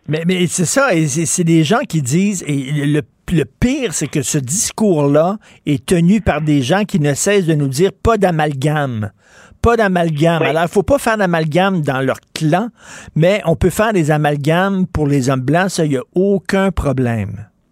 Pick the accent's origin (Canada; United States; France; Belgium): Canada; Montreal, Quebec; born or raised there